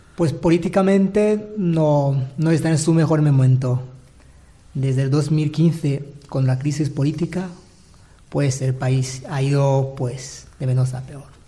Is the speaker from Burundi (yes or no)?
yes; Bururi Province, Burundi; moved away as an adult; now in Manises, Spain; Soy de Burundi, pues de la diócesis de Bururi por el sur del país